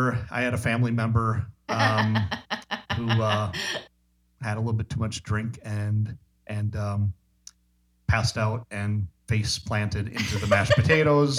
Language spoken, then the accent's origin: English; Park Falls, Wisconsin, United States; moved away; in my hometown of Park Falls, Wisconsin, population 3,000